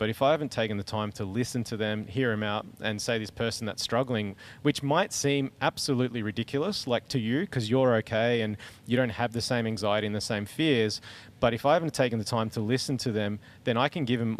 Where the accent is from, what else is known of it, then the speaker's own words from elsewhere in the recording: Bougainville, Papua New Guinea; It was in Melbourne, so, you know, and I grew up in Bougainville.